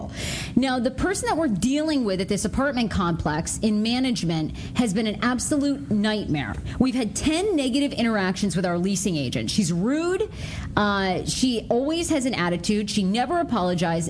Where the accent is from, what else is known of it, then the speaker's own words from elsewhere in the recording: Rangeley, Maine, United States; moved away; I grew up in Maine, in rural Maine. Born in this little town, Rangeley.